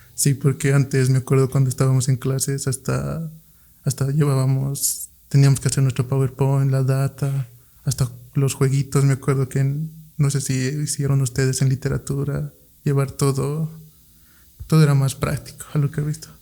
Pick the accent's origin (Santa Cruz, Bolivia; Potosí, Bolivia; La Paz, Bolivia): Potosí, Bolivia; moved away; Yo en Potosí, yo soy de Potosí